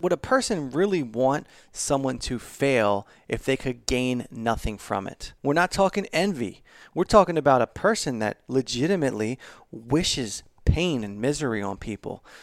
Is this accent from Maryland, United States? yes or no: yes; Baltimore, Maryland, United States; I'm from Baltimore